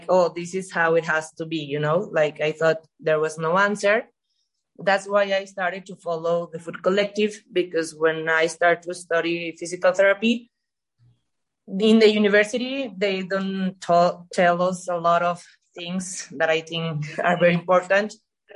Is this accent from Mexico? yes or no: yes; Mexico; I'm from Mexico.